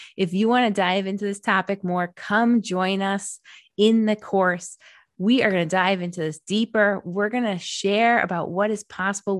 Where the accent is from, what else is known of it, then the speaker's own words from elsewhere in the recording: Rhode Island, United States; moved away as an adult; also born or lived in Massachusetts; I drove back to the East Coast to Rhode Island to my home state